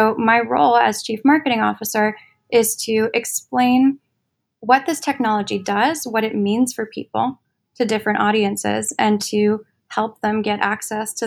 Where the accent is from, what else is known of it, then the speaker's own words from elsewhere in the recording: Washington, District of Columbia, United States; moved away as an adult; now in New York, United States; I grew up in Washington, D.C. And then I moved to New York for college